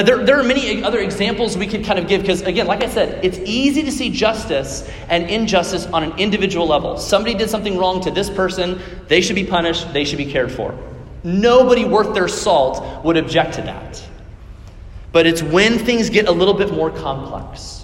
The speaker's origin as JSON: {"language": "English", "area": "Johnson County", "region": "Kansas", "country": "United States", "said": "I'm from Johnson County. I love Johnson County"}